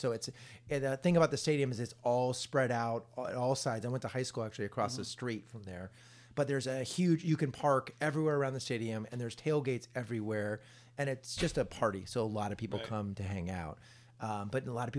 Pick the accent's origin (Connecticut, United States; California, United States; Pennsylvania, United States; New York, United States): California, United States; Palo Alto; as a big Stanford fan growing up in Palo Alto